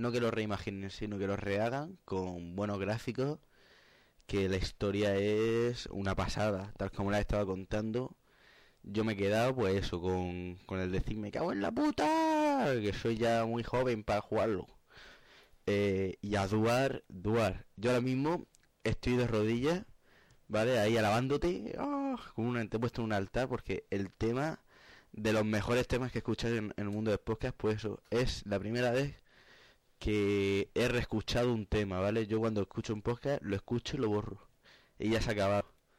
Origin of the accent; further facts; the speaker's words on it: Cartagena, Region of Murcia, Spain; Yo soy el cartagenero